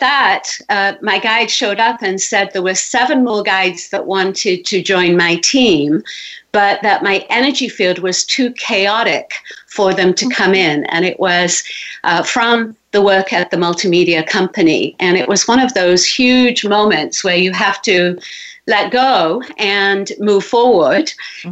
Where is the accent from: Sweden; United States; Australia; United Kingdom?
United Kingdom; England; moved away as an adult; I was born in England